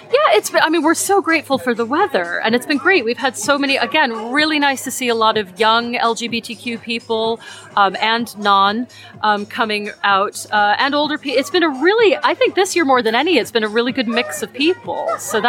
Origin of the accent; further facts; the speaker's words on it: New York, United States; now in Perth, United Kingdom; I grew up in New York